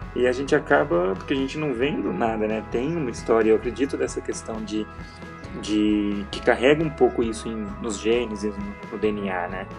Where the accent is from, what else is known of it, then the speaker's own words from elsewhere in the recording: Minas Gerais, Brazil; now in Curitiba, Brazil; Eu mudei de Minas para cá, para Curitiba